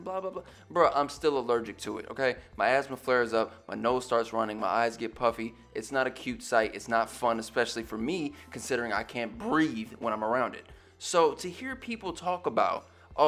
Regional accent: West Coast, United States; I grew up on the West Coast

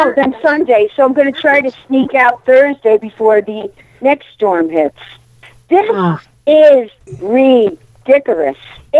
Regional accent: Connecticut, United States; now in Delaware, United States; I'm calling from Connecticut. I'm in my childhood home. I'm still at mom's.

